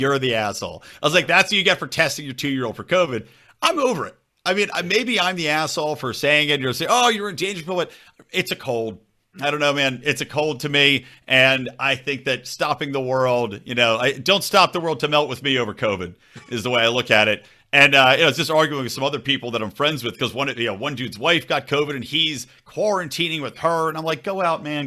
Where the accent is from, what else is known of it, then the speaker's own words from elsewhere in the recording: Philadelphia, Pennsylvania, United States; I'm from Philly side.